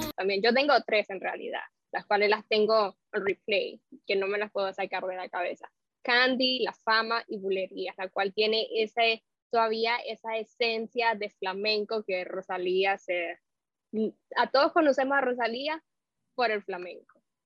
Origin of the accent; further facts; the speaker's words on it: Nicaragua; now in Miami, United States; yo soy de Nicaragua, pero curiosamente nicaragüense, y aquí en Miami, yo radico en Miami